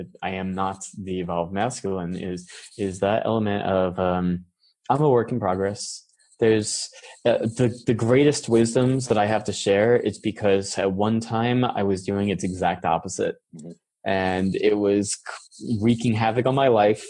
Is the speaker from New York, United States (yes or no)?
yes; New York, United States; moved away as an adult; also born or lived in San Francisco; I was born and raised in New York.